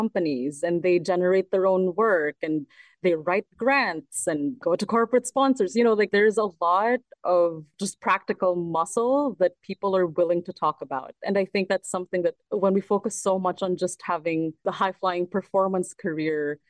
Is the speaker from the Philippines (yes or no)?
yes; Philippines; moved away as an adult; also born or lived in Manila / London; now in Toronto, Canada; I grew up in the Philippines, so I speak Tagalog fluently